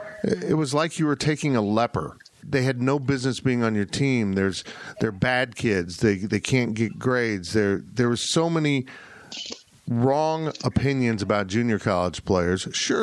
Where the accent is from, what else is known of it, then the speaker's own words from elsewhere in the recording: Kansas, United States; also born or lived in South Florida; maybe because I was born in South Florida and and went back there holidays almost every, you know, Christmas. Tropical Christmas feels normal to me, even though I grew up in Kansas.